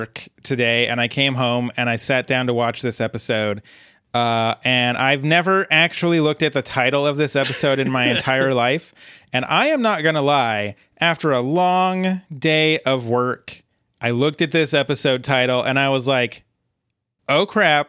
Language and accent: English; Ben, Oregon, United States; I'm from Ben, Oregon.